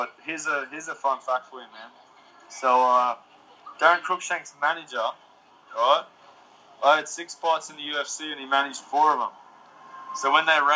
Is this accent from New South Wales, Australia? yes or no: no; Queensland, Australia; I'm from Queensland in Australia